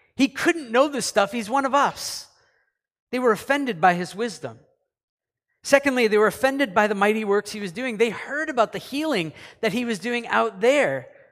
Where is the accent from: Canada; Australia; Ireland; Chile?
Canada; also born or lived in United States; I'm a Canadian